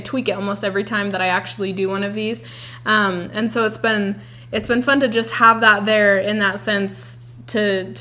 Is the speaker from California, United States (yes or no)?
no; Utah, United States; we're from Utah